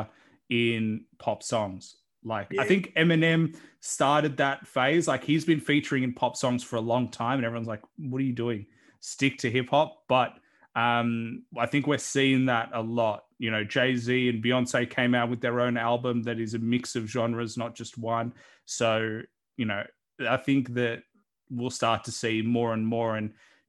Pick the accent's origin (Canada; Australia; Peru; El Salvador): Australia; accent: Australian; I know that's my accent